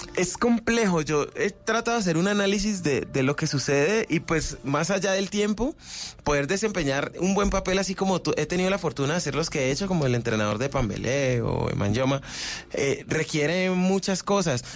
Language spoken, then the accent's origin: Spanish; Cali, Valle del Cauca, Colombia; de Cali para el mundo